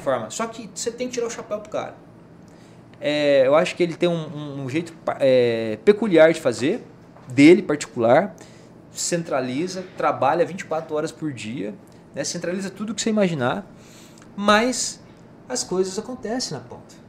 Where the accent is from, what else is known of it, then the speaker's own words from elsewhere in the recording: Rondonópolis, Mato Grosso, Brazil; also born or lived in São Vicente, Mato Grosso; eu nasci em Rondonópolis em 1980, né? Tenho hoje 43 anos